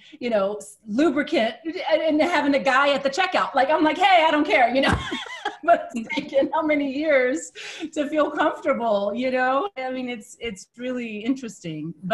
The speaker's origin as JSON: {"language": "English", "country": "United States", "tie": "born or raised there", "said": "growing up in the United States"}